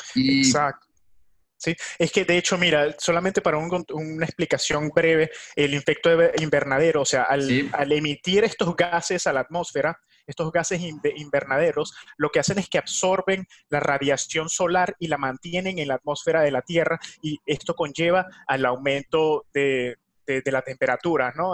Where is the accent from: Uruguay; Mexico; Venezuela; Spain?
Venezuela; Yo soy de Venezuela